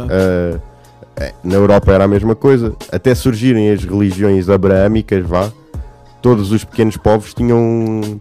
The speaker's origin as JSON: {"language": "Portuguese", "country": "Portugal"}